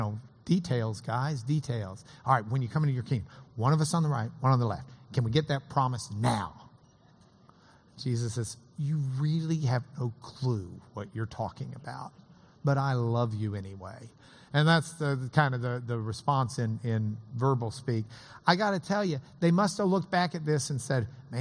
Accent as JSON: {"language": "English", "town": "Lubbock", "region": "Texas", "country": "United States", "tie": "born or raised there", "said": "I grew up in Lubbock"}